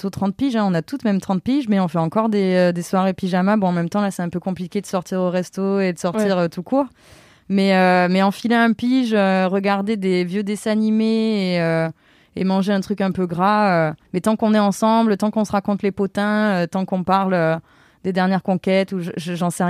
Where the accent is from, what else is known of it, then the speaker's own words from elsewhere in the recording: Avignon, Provence-Alpes-Côte d'Azur, France; moved away; Je suis complètement d'Avignon.